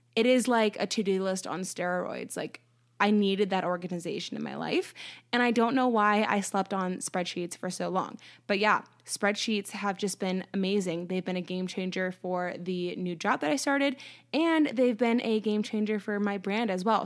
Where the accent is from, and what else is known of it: United States